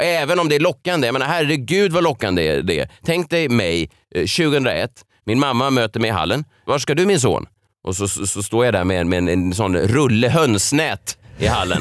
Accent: Stockholm, Stockholm County, Sweden; jag är ju eh, född och uppvuxen i Vasastan i Stockholm

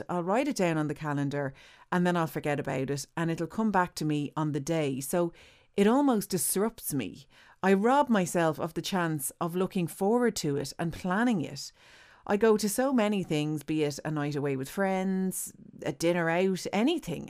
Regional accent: Ireland; as Irish people

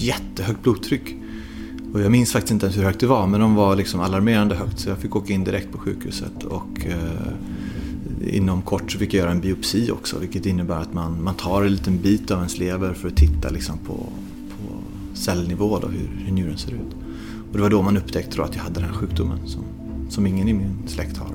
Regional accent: Sweden; moved away; när jag bodde hemma i Sverige

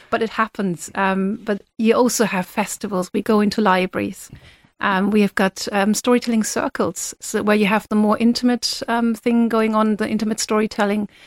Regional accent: Germany; moved away as an adult; now in Ireland; I'm originally from Germany

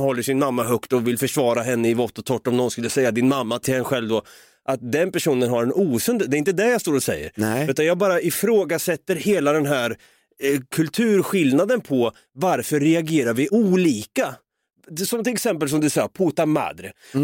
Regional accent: Norrköping, Östergötland, Sweden; now in Stockholm, Sweden; Jag bor ju som bekant uppe i Stockholm här, va? Jag vill ju flytta ner igen någon gång hem till Norrköping och ta tag i mitt östgötska arv

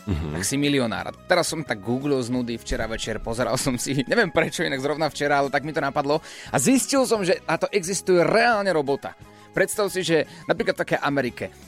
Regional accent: Nitra, Nitra Region, Slovakia; z Nity.

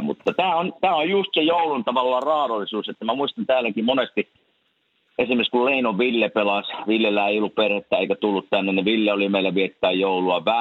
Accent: Kuopio, North Savo, Finland; mä muistan pikkupoikana tietysti Kuopiossa, kun kasvettiin

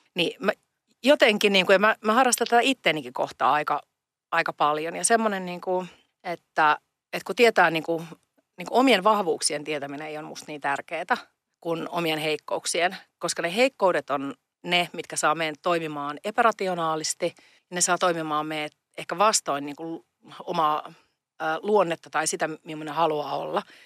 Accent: Pori, Satakunta, Finland; moved away; also born or lived in Pomarkku; Mä oon Porista kotoisin ja sieltä menin niin kuin Porin osasta vielä Noormarkusta ja kävin lukion Pomarkussa

